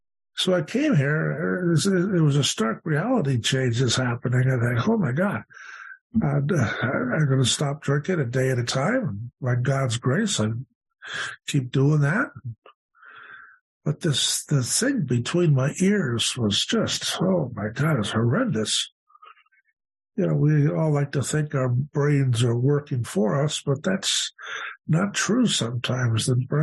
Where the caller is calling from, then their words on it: Hamilton, Ontario, Canada; And I come to you from Hamilton, Ontario, today, and looking forward very much to being with you.